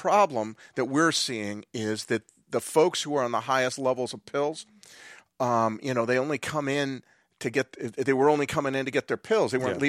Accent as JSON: {"language": "English", "town": "Claremont", "region": "California", "country": "United States", "tie": "born or raised there", "said": "I grew up in Claremont."}